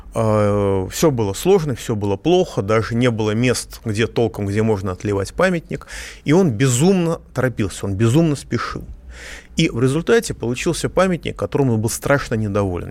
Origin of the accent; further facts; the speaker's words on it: Moscow, Russia; я, как москвич